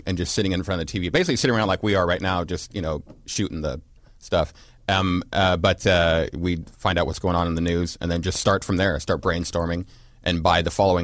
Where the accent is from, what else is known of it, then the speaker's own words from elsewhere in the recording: Conifer, Colorado, United States; moved away as an adult; also born or lived in California; both Trey Park and I grew up in Conifer, Colorado.